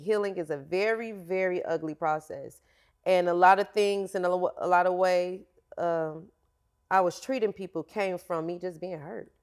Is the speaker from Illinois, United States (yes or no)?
no; Florida, United States; I am from Florida